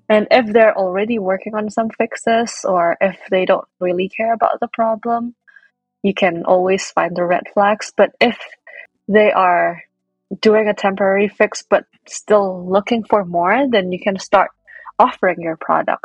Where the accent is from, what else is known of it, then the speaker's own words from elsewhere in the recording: Indonesia; moved away as an adult; now in United States; I was born and raised in Indonesia